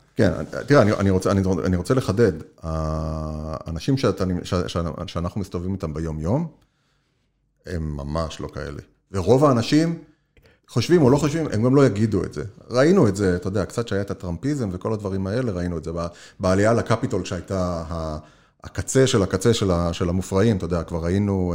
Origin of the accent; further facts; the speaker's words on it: Israel; moved away as an adult; now in United States; אנחנו כישראלים מכירים את ארה"ב, ואני גם מדבר על עצמי לפני המעבר